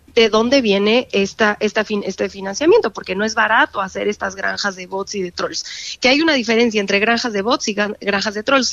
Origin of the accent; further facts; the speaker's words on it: Mexico; como mexicanos